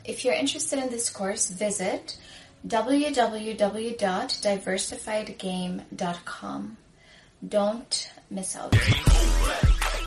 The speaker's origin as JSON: {"language": "English", "country": "Sudan", "moved": "yes", "said": "I'm from Sudan, I'm African"}